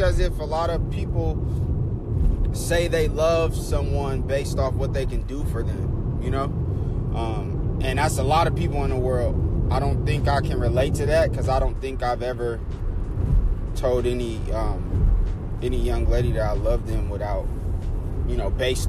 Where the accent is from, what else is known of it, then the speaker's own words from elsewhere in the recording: Oakland, California, United States; I was born and raised in Oakland, California. I'm a Bay Area kid